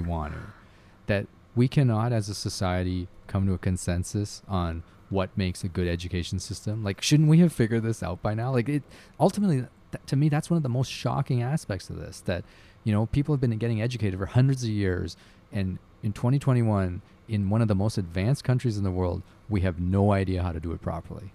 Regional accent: Canada; I'm Canadian

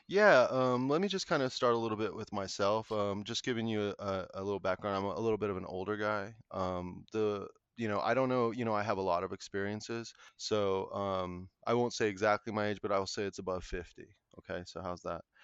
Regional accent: Colorado, United States; I'm from Colorado, um, my family is originally all from, like, the San Luis Valley

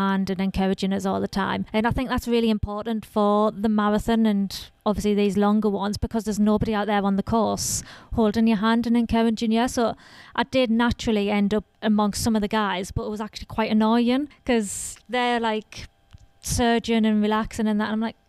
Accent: Sunderland, North East England, United Kingdom; I'm from Sunderland in northeast of England.

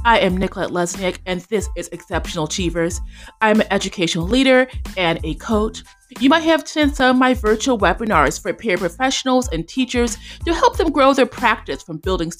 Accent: Chicago, Illinois, United States; also born or lived in Indiana; I'm from Indiana, but grew up in Chicago.

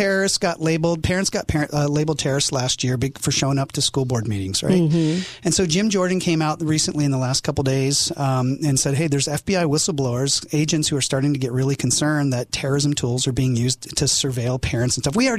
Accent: South Korea; also born or lived in England / Japan; now in United States; I didn't grow up in America. I was born in England, raised in Korea, served in Japan my entire Air Force career.

